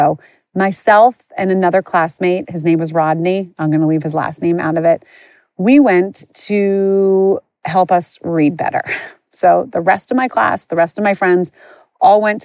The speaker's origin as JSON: {"language": "English", "town": "Moorestown", "region": "New Jersey", "country": "United States", "tie": "born or raised there", "said": "I grew up in a town called Morristown, Morestown. People mistake it with Morristown. I grew up outside of Philly, not outside of New York"}